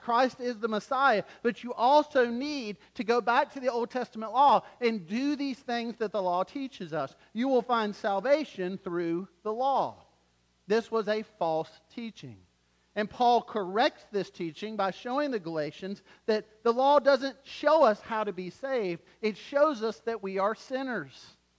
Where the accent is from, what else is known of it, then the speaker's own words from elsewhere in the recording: Wilmington, North Carolina, United States; moved away; we're actually from Wilmington